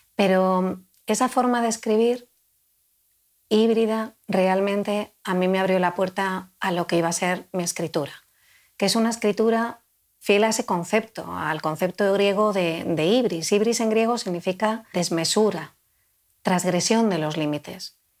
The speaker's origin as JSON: {"language": "Spanish", "country": "Spain", "tie": "born or raised there", "first_language": "Spanish", "said": "Yo crecí en la España mi infancia y mi adolescencia transcurrió"}